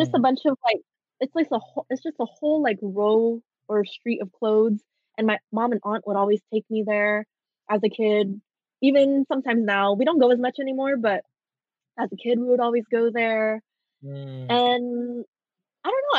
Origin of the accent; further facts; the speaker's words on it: Bellflower, California, United States; I was just born in Bellflower, California